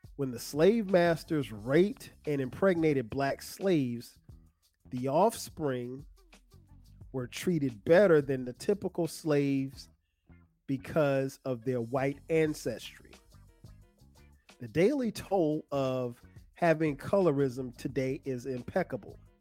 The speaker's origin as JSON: {"language": "English", "region": "South Carolina", "country": "United States", "tie": "born or raised there", "said": "growing up in South Carolina"}